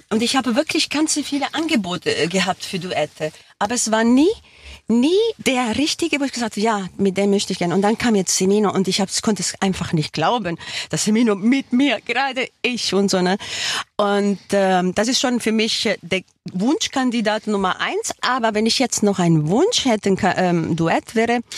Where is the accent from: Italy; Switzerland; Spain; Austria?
Switzerland; now in Germany; ich bin in der Schweiz geboren.